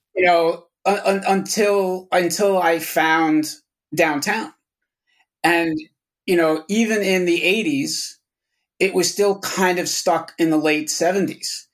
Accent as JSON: {"language": "English", "town": "Yonkers", "region": "New York", "country": "United States", "tie": "born or raised there", "said": "I grew up in Yonkers with a shitload of record stores around me"}